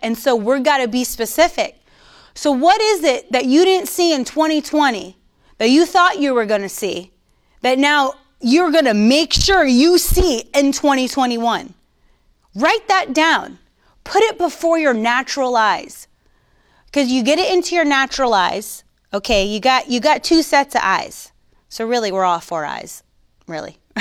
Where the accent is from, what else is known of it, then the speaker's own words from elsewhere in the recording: Coral Springs, Florida, United States; moved away as an adult; also born or lived in Virginia Beach; I'm from Coral Springs. I'm, I'm raised, born and raised in South Florida